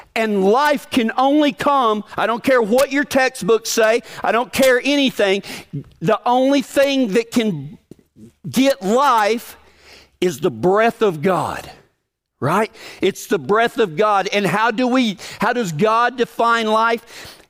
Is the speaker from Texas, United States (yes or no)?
yes; Big Lake, Texas, United States; moved away; my hometown of Big Lake, Texas